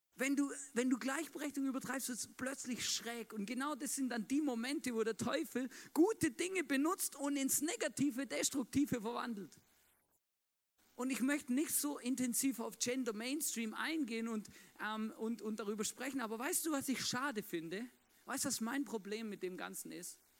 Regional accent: Swabia, Germany; moved away; ich bin ja gebürtiger Schwabe

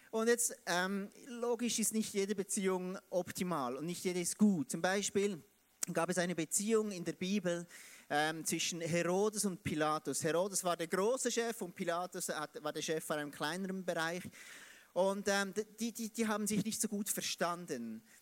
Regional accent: Biel, Bern, Switzerland; Ich komme aus, aus Biel, Biel in der Schweiz. Und ich versuche heute Hochdeutsch zu, zu sprechen, wie es eben ein Schweizer sprechen kann.

